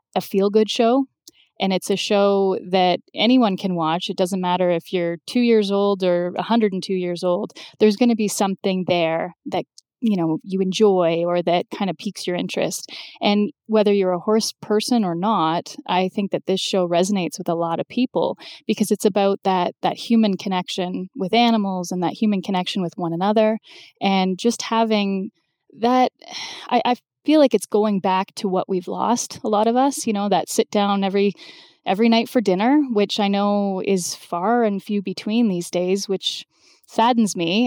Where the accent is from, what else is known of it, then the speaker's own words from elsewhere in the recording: London, Ontario, Canada; moved away; went from Ottawa back to my hometown of London